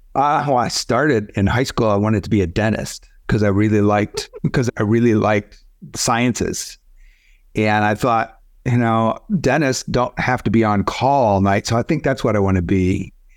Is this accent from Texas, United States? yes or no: no; Michigan, United States; moved away as an adult; also born or lived in Arizona; I grew up in Michigan, got married right after Michigan Business School